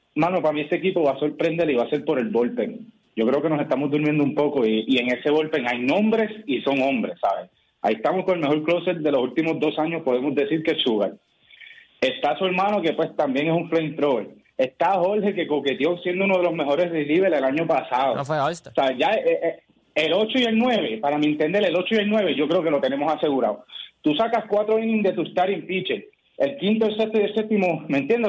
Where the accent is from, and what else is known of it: Puerto Rico; now in Texas, United States